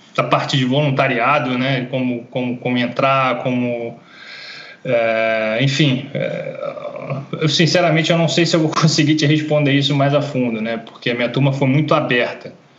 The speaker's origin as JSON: {"language": "Portuguese", "region": "Rio de Janeiro", "country": "Brazil", "also_born_or_lived": "Norway", "moved": "as an adult", "said": "ser brasileiro"}